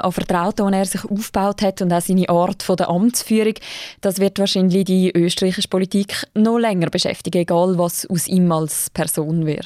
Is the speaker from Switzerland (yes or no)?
yes; Switzerland; Für mich als Schweizerin aus der Außenperspektive